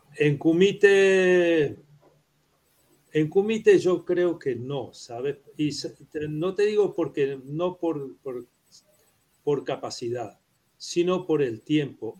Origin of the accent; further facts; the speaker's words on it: Uruguay; Spanish is a second language; also born or lived in Prague, Czech Republic; yo soy uruguayo.